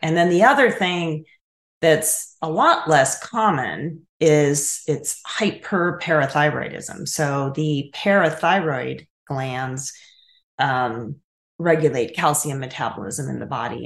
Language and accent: English; Chicago area, Illinois, United States; also born or lived in Colorado; now in Tennessee, United States; I grew up in Illinois, in the Chicago area